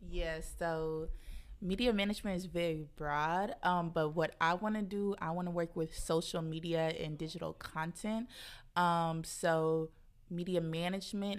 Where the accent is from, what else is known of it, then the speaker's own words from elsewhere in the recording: Kansas City, Missouri, United States; moved away as an adult; also born or lived in St. Louis, Missouri; now in Brooklyn, United States; I'm from Kansas City, moved here to Brooklyn in August